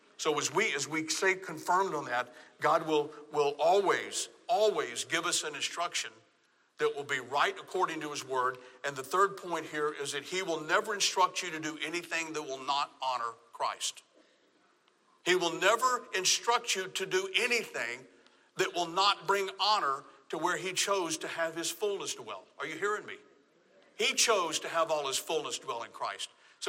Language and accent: English; Southern United States, United States; Now, I'm from the South. In fact, the other day I was in a doctor's office, and the nurse was taking information. She goes, where are you from? My accent was a dead giveaway. Now, I've been up here for a while. It's not as strong